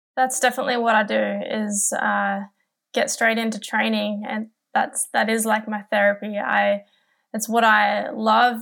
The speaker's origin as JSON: {"language": "English", "town": "Newcastle", "region": "New South Wales", "country": "Australia", "tie": "born or raised there", "said": "my hometown of Newcastle"}